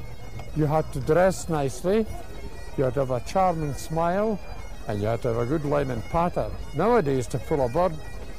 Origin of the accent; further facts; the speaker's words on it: Scotland, United Kingdom; I am Scottish